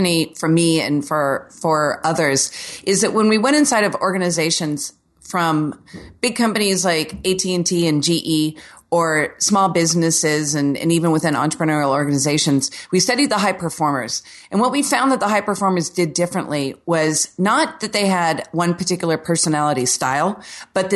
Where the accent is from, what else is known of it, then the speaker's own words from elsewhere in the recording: Orlando, Florida, United States; I'm from Orlando where the city was basically settled by Walt Disney in the 60s and 70s. So here, everything is like a square Florida home